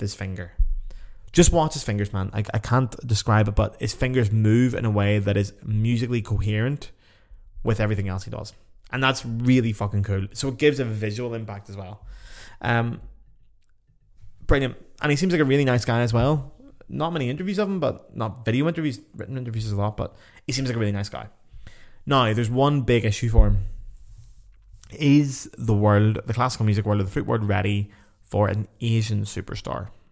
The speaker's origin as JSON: {"language": "English", "country": "Ireland", "said": "I'm just Irish"}